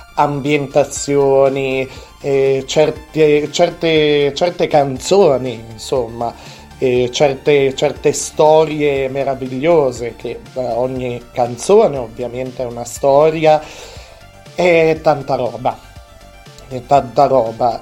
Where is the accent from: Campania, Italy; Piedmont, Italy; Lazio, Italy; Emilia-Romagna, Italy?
Piedmont, Italy; Alessandria; io sono di Alessandria, abito in Alessandria, in Piemonte